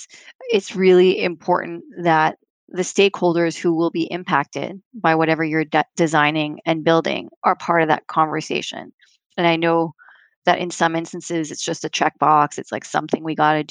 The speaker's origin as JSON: {"language": "English", "country": "Canada", "moved": "yes", "lives_now": "New York, United States", "said": "I'm a Canadian, but I live in New York"}